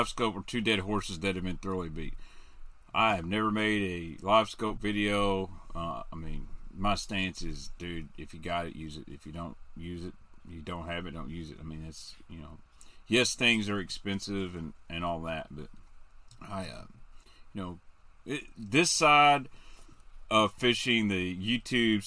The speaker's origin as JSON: {"language": "English", "town": "Benton", "country": "United States", "tie": "born or raised there"}